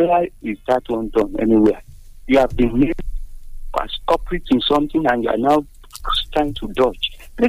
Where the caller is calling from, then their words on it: Abeokuta, Ogun State, Nigeria; from Abeokuta.